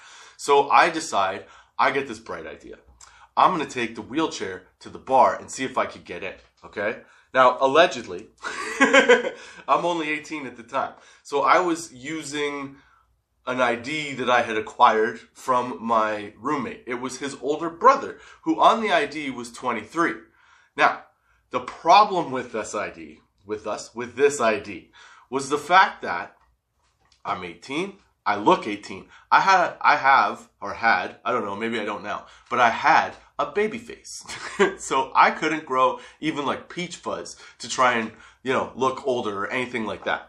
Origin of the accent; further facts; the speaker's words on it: Canada; I'm in Canada, obviously